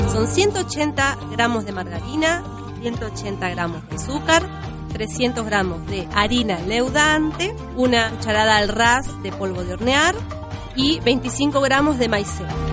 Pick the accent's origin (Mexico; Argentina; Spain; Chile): Argentina; La Reja, Buenos Aires Province; soy del barrio de La Reja